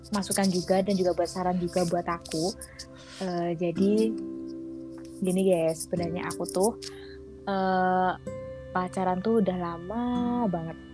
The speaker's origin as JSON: {"language": "Indonesian", "region": "Java", "country": "Indonesia", "said": "ini uh, kita kan orang Jawa ya."}